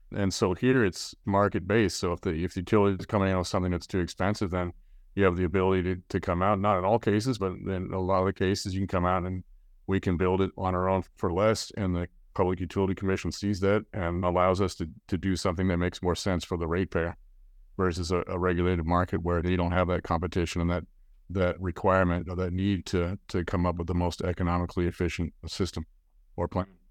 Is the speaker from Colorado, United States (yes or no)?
yes; Colorado, United States; now in California, United States; I'm from Colorado.